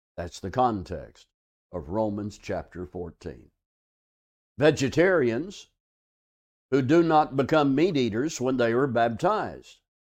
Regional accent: Arkansas, United States; now in South Texas, United States; I'm from Arkansas

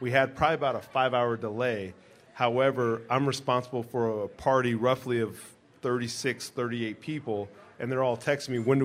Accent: Southern California, United States; now in Las Vegas, United States; I grew up in Southern California, but I had family out here in Las Vegas

